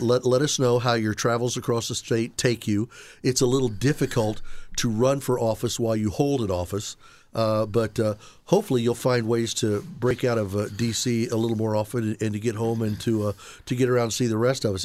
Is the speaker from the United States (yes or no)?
yes; Indianapolis, Indiana, United States; I was born in Indianapolis. I've spent most of my life in Indiana.